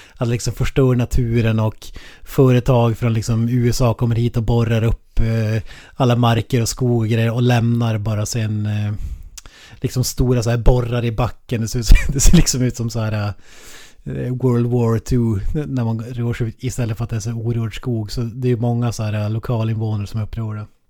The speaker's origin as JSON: {"language": "Swedish", "region": "Norrland", "country": "Sweden"}